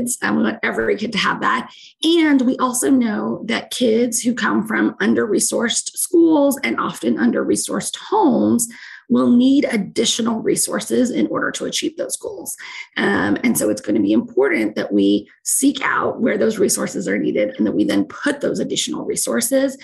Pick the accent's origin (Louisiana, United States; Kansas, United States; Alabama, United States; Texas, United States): Texas, United States; Alice; I was not from Houston. I was from South Texas